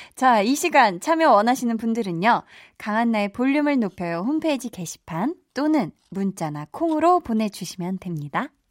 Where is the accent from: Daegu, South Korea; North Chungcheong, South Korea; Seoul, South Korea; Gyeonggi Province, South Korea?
Seoul, South Korea; 저도 어렸을 때 제가 태어나서 쭉 중학교 2학년 때까지 나고 자란 동네가 있어요. 암사동에 굉장히 작은, 음, 동네인데